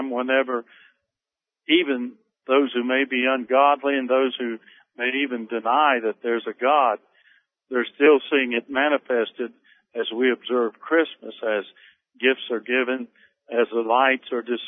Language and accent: English; Newton, West Virginia, United States; moved away as an adult; now in Asheville, United States; I grew up in West Virginia. I enjoyed the little community of Newton, West Virginia, which is located about 50 miles north of Charleston